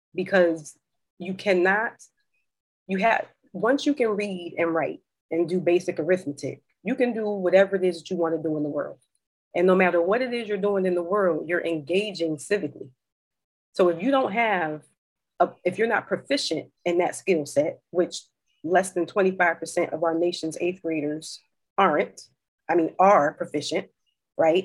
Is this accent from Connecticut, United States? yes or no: yes; New Haven, Connecticut, United States; born or raised there; moved away; also born or lived in Maryland / Philadelphia